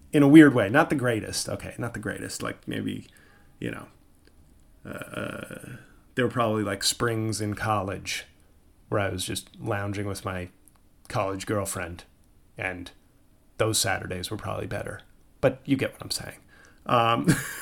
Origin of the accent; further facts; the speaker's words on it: New York, United States; they're playing my team in my hometown.